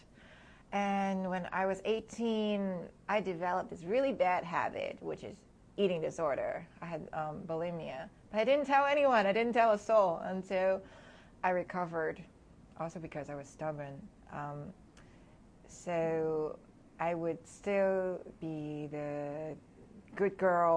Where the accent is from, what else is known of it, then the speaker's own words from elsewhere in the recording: Hong Kong; moved away as an adult; also born or lived in New Jersey / New York City; now in United States; I was born and raised in Hong Kong, so I spent half of my life there